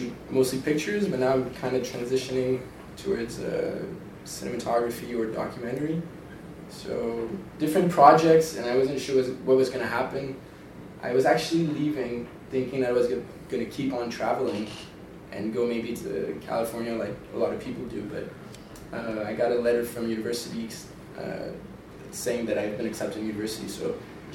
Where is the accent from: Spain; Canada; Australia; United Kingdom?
Canada; Montreal, Quebec; now in Tofino, Canada; I'm from Montreal. I'm a newcomer here.